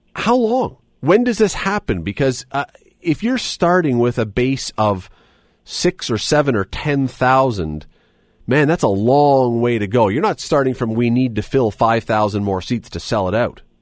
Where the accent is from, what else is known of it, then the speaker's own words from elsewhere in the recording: Toronto, Ontario, Canada; now in Hamilton, Canada; I grew up in Toronto. I, when I was a kid, I lived in Toronto